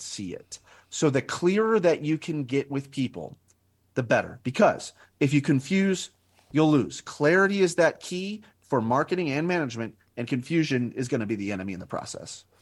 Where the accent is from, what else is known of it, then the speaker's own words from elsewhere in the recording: Albuquerque, New Mexico, United States; moved away as an adult; also born or lived in Northwest Ohio; I was born and raised in Albuquerque, New Mexico, and then spent twenty years in Northwest Ohio